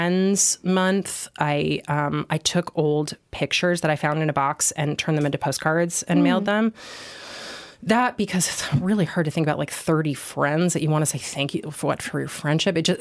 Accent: New York, United States; being a New Yorker

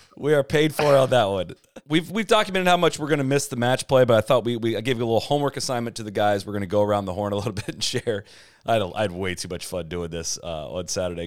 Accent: Ohio, United States; moved away; I was from Ohio

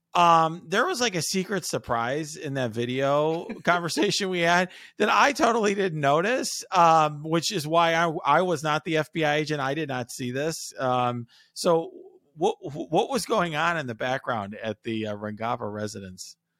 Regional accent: Chicago, Illinois, United States; I was born in Chicago

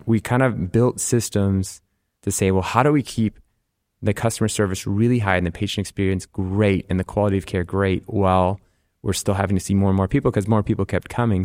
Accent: Rochester, Minnesota, United States; also born or lived in Nebraska / Ohio / La Crosse, Wisconsin; most of my childhood was in Rochester, Minnesota.

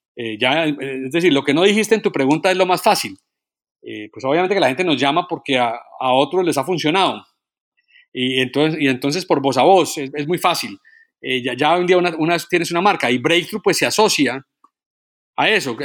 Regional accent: Colombia; yo como colombiano

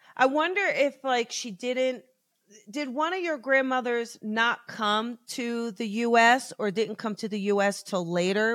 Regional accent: New Jersey, United States; now in Los Angeles, United States; I grew up in New Jersey, South Jersey

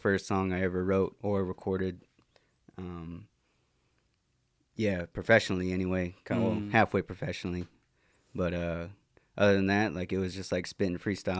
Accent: Nooksack, Washington, United States; also born or lived in Lummi; from Nooksack and part Lummi

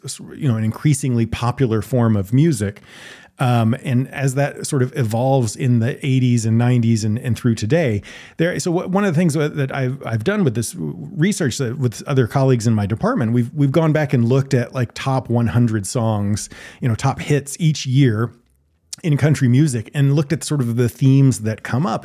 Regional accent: the South, United States; I grew up in the South

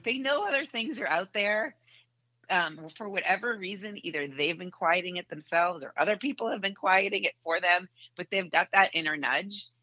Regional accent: Boston, Massachusetts, United States; moved away as an adult; now in Indianapolis, United States; I grew up in Boston

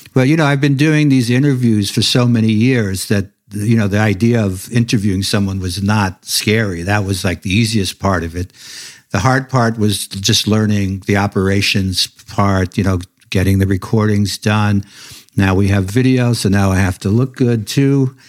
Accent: New York City, New York, United States; I was a kid growing up in Brooklyn

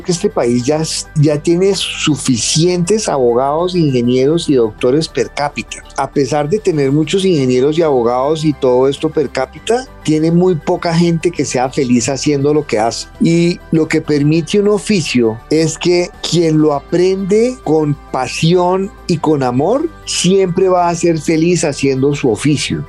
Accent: Colombia; como colombianos

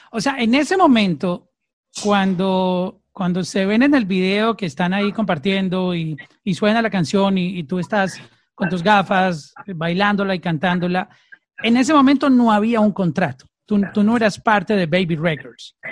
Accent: Colombia; now in Miami, United States; Soy colombiano

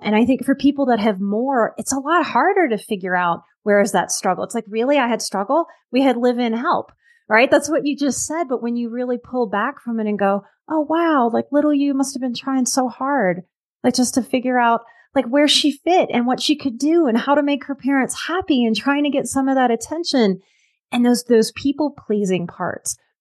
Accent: New Orleans, Louisiana, United States; moved away; I'm from New Orleans, which is like the vice drinking capital of the entire planet.

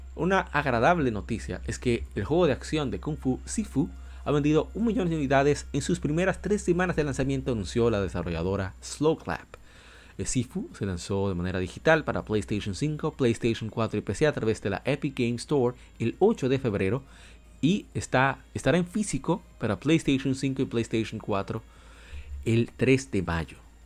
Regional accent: Dominican Republic; yo soy dominicano

